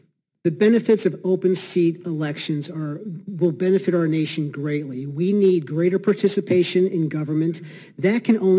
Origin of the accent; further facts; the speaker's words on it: Bridgton, Maine, United States; I'm from Bridgeton, Maine.